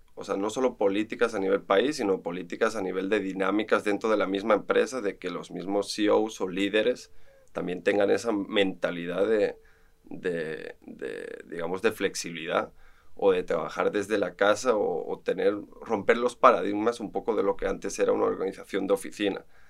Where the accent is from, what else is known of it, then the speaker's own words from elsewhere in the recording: Barcelona, Catalonia, Spain; moved away as an adult; now in Costa Rica; estuve formándome en Barcelona, soy español, arquitecto de profesión